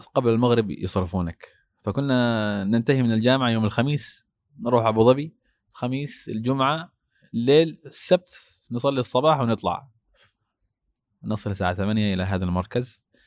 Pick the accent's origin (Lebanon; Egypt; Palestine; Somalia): Somalia; moved away; عندنا في الصومال